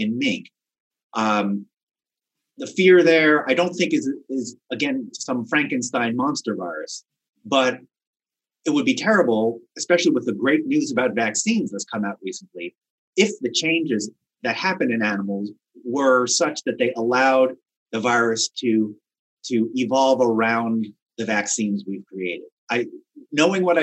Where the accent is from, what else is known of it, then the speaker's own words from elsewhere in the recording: Wisconsin, United States; my home state of Wisconsin